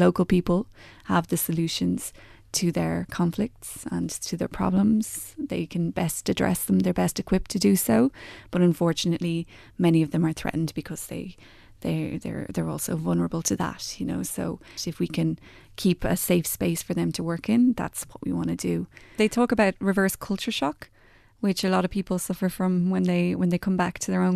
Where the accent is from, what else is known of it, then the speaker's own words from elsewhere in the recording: County Wicklow, Ireland; also born or lived in Maynooth / Dublin; I'm from County Wicklow, and I grew up there